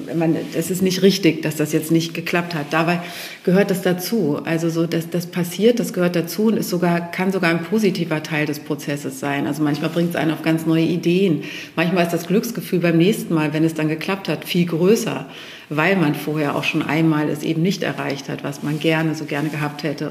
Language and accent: German; Steinhude, Lower Saxony, Germany; also born or lived in Hanover; Hannover ist meine Heimat, das Steinhuder Meer ist meine Heimat. Ich sage immer Urheimat